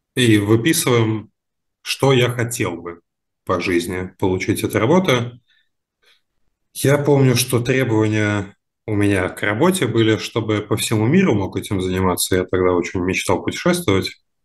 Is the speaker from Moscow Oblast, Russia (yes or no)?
yes; Moscow Oblast, Russia; moved away; also born or lived in Saint Petersburg; я из Подмосковья в Питере жил все это время